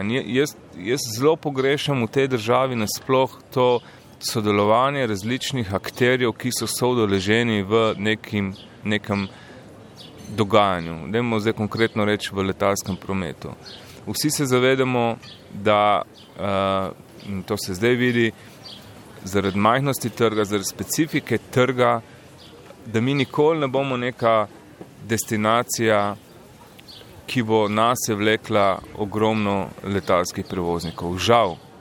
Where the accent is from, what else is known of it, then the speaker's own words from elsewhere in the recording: Slovenia; Slovenci smo kot narod